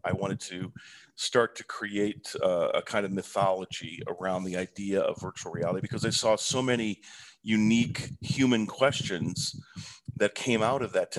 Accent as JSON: {"language": "English", "town": "Toledo", "region": "Ohio", "country": "United States", "tie": "born or raised there", "also_born_or_lived": "Santa Cruz, California", "moved": "as an adult", "said": "I was a kid from Toledo, Ohio"}